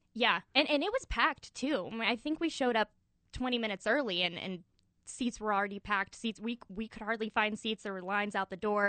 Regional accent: Gallup, New Mexico, United States; Gallup, New Mexico. It's home

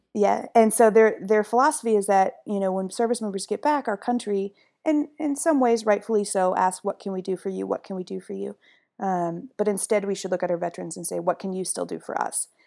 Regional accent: Midwest, United States; I'm from the Midwest

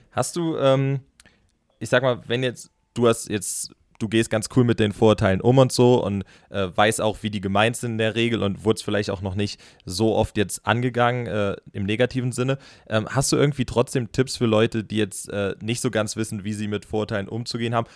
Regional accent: Rhineland-Palatinate, Germany; ich komme halb aus Rheinland-Pfalz und halb aus dem Saarland. Also meine Mutter ist im Saarland geboren

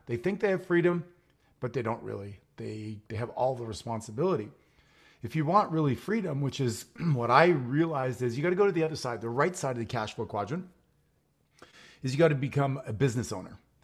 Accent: Montreal, Quebec, Canada; now in Phoenix, United States; I'm a Canadian also living in Phoenix right now. I grew up in Montreal, Canada

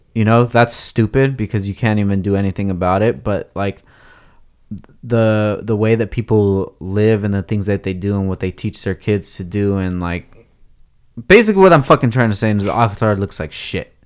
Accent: SoCal, California, United States; we grew up here

